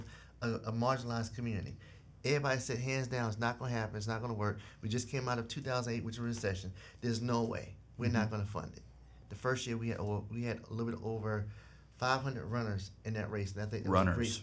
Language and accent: English; South Carolina, United States; moved away; I grew up in South Carolina in a unique community